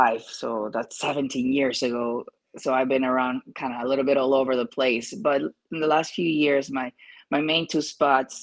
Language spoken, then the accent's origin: English; Peru; moved away; I am from Peru